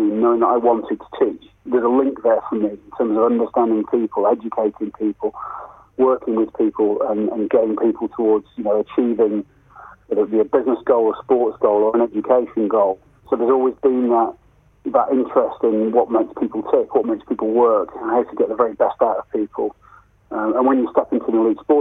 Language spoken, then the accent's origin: English; England, United Kingdom; as an English player